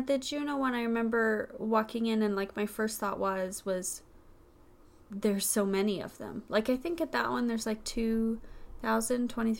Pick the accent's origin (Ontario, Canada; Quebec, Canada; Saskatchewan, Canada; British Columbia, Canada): Saskatchewan, Canada; my hometown in Saskatchewan